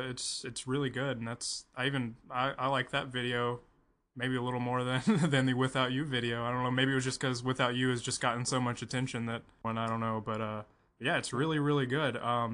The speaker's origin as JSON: {"language": "English", "region": "Tennessee", "country": "United States", "said": "I'm from Tennessee"}